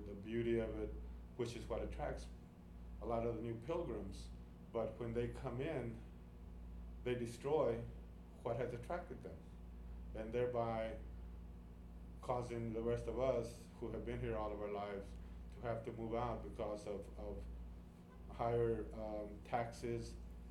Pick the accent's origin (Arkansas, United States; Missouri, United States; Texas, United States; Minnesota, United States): Texas, United States; Austin; born and raised in Austin, in East Austin, Texas.